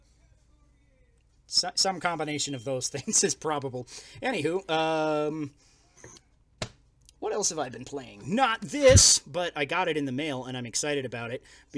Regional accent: Colorado, United States; we're from Colorado

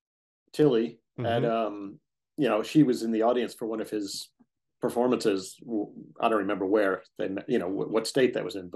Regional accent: Woodmere, New York, United States; also born or lived in Schenectady, New York; I grew up in Woodmere, Long Island.

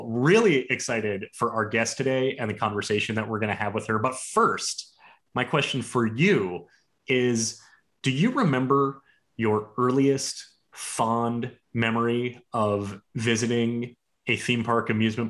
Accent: Miami, Florida, United States; born there; I was born in Miami

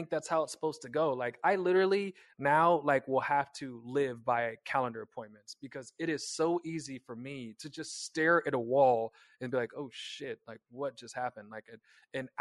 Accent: Kansas, United States; moved away; I'm from Kansas. We were very, very, very, very tightly wrapped in the Bible Belt

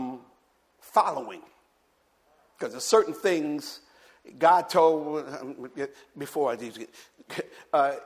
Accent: Jersey City, New Jersey, United States; now in the South, United States; my hometown, Jersey City, New Jersey

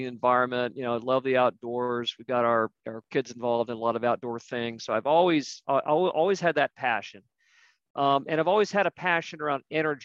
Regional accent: Ohio, United States; moved away as an adult; also born or lived in the East Coast; I'm originally from Ohio. I lived out east for a number of years, moved back with my wife to Ohio

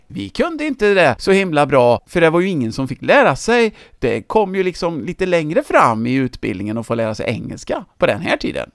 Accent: Töreboda, Västra Götaland, Sweden; i min hemort Töreboda

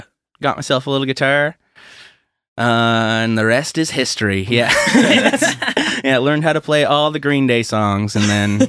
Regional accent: St. Stephen, New Brunswick, Canada; St. Stephen, New Brunswick.

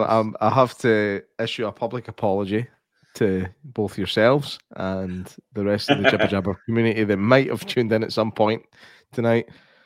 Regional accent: Egypt; I'm from Egypt. And we have our own alphabet.

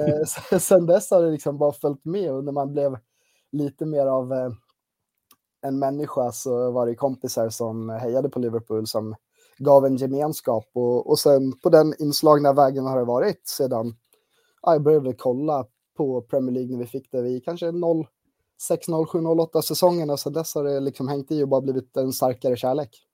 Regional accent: Gotland, Sweden; now in Uppsala, Sweden; harvat runt lite på tidningen på Gotland, eh, där jag kommer ifrån. Eh, men bor ju på fastlandet och närmare bestämt i Uppsala

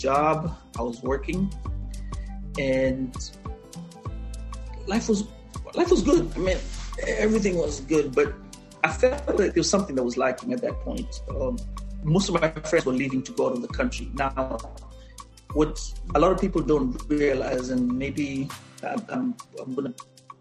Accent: Mombasa, Mombasa County, Kenya; moved away as an adult; also born or lived in Kilifi, Kenya / Nairobi, Kenya; now in United States; My immigrant story, it starts off in Kenya, in a town called Mombasa, and I was born there so many years ago

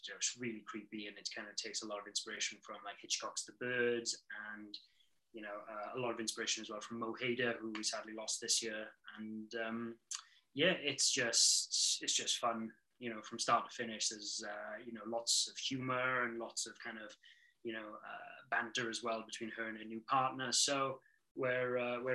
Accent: United Kingdom; now in British Columbia, Canada; I'm a British author living in Canada

